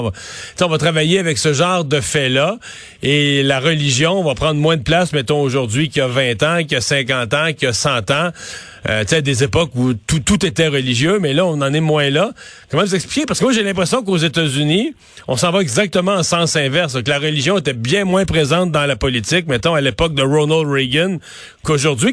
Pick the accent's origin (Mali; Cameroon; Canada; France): Canada; Quebec; chez nous au Québec